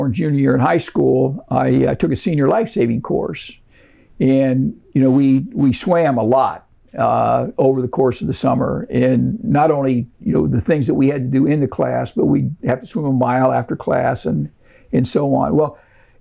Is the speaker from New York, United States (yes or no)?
no; Ohio, United States; I grew up in Ohio